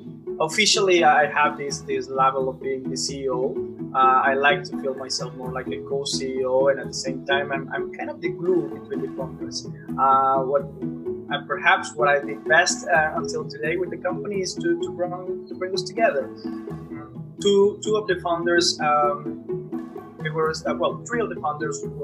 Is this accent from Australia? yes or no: no; Monterrey, Nuevo León, Mexico; I was born and raised in Monterrey, Mexico